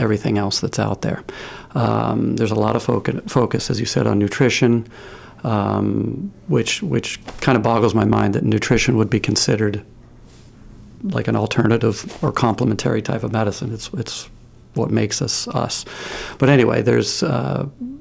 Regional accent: Maine, United States; also born or lived in Bangor, Maine / Caribou, Maine; I grew up in Maine. I was born in Bangor, graduated high school from Caribou High School.

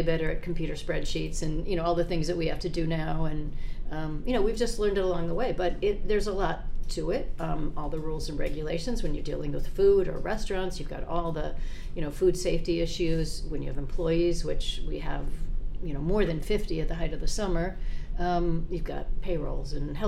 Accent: Minnesota, United States; now in Maine, United States; I was from Minnesota originally

